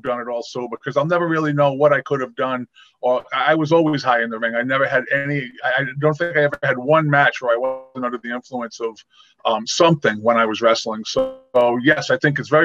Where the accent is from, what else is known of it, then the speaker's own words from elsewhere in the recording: Rhode Island, United States; I'm a New England boy, and I grew up here in Rhode Island